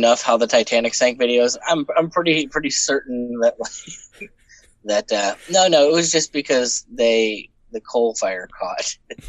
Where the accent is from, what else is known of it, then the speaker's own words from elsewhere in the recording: New York, United States; moved away; I grew up in New York State.